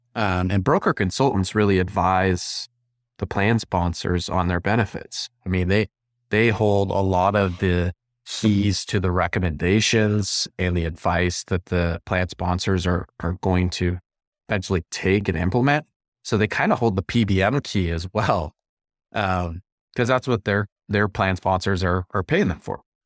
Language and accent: English; Montana, United States; I'm from Montana, we've got a ton of rural communities